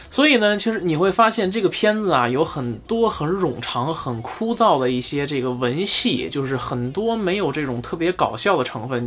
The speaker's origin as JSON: {"language": "Chinese", "country": "China", "said": "咱们内地人"}